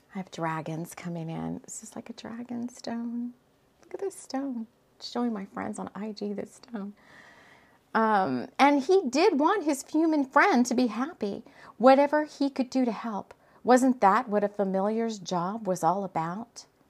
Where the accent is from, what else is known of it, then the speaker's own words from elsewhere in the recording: South Texas, United States; moved away as an adult; I moved from Texas. Um, I lived in Texas, South Texas pretty much my whole entire life.